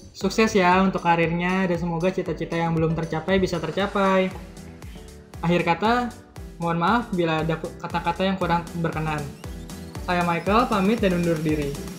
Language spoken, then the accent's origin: Indonesian; Jakarta, Indonesia; gue sendiri sebenarnya lahir di dan besar di Jakarta